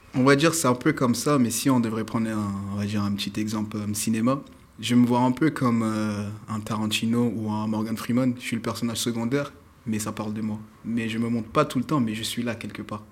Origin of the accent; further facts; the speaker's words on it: Paris, Île-de-France, France; je suis un pur parisien